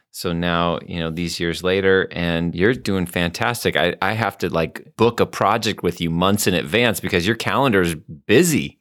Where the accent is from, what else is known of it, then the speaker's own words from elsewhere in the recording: North County, California, United States; I grew up in North County